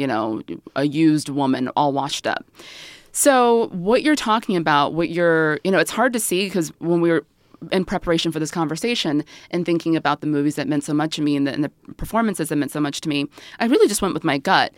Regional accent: the South, United States; I grew up in the South

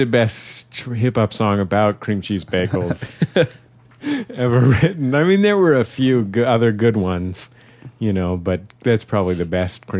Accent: San Francisco, California, United States; moved away as an adult; now in Los Angeles, United States; my hometown of San Francisco

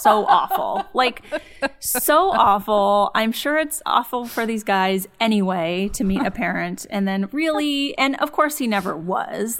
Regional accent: San Dimas, California, United States; grew up in San Dimas, which is, um, suburb of L

